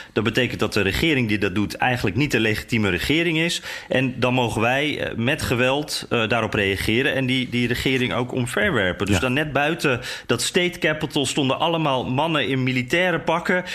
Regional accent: Netherlands; wij als Nederlanders

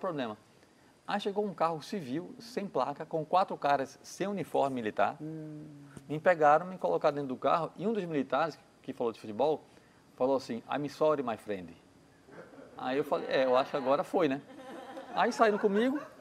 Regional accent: Brazil; sou brasileiro

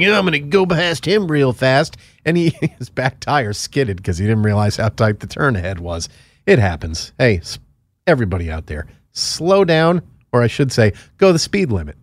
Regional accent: Connecticut, United States; moved away; My home state of Connecticut

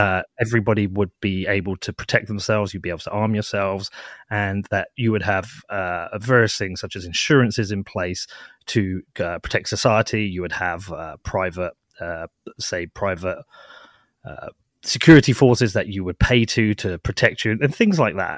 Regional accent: United Kingdom; I'm based in the U K. I'm British

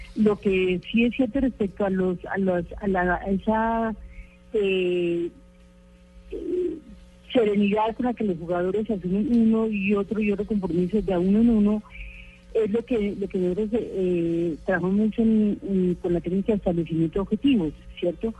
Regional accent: Colombia; nosotros tenemos o hemos o habíamos tenido colombianos

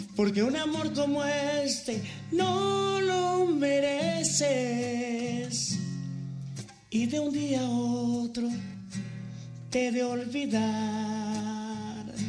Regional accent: Cherríos, Sinaloa, Mexico; also born or lived in Villa Unión, Sinaloa; fui parte del coro de la iglesia, tanto allá en mi rancho en Cherríos. Ajá como en Villa Unión cuando llegué al área de Mazatlán

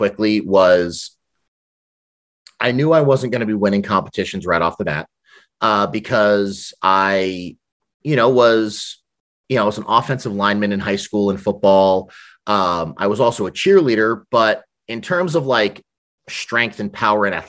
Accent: New York City, New York, United States; also born or lived in Brooklyn; now in Massachusetts, United States; Growing up in New York

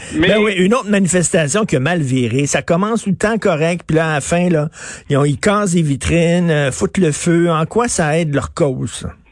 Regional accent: Quebec, Canada; on n'est pas des Américains, on est des Québécois

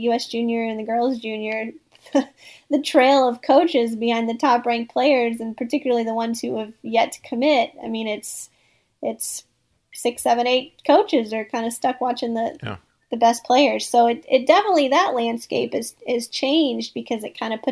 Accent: Northeast Missouri, United States; now in Cocoa Beach, United States; I make the annual pilgrimage to Northeast Missouri every summer with my dog in the back seat to visit my hometown

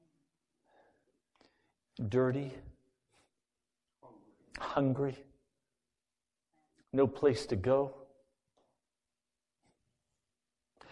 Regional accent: United States; I'm an American

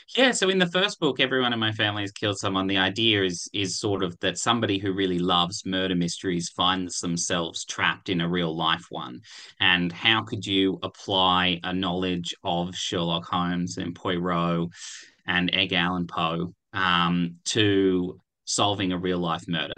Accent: Canberra, Australian Capital Territory, Australia; I grew up in Canberra

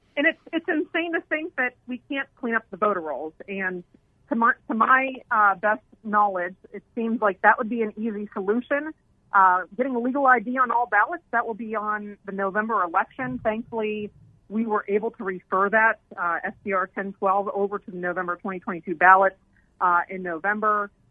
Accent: Pennsylvania, United States; moved away as an adult; also born or lived in New York; now in Arizona, United States; I had a chance to work for my then U.S. Senator Rick Santorum, since I'm from Pennsylvania

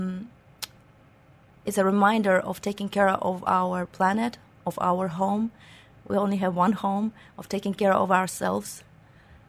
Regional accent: Ukraine; moved away as an adult; now in Dubai, United Arab Emirates; I am from Ukraine originally. I've been living in Dubai for 7 years now

